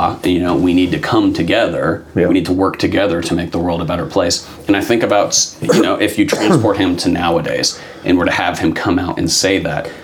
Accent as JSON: {"language": "English", "country": "United States", "tie": "born or raised there", "first_language": "English", "said": "I was born in America, I speak English"}